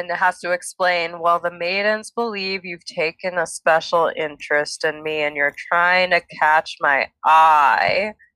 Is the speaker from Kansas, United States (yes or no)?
no; Minnesota, United States; growing up in Minnesota